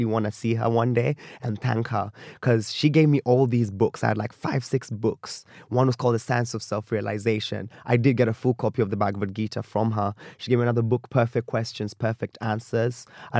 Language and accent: English; Kenya; But I had people who could relate with me as a Kenyan millennial kind of going through life.